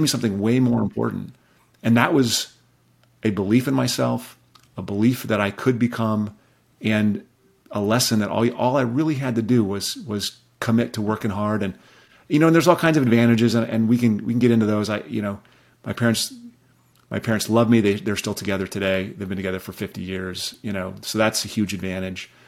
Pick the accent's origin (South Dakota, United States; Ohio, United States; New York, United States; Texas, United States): South Dakota, United States; Rapid City; I grew up in Rapid City, South Dakota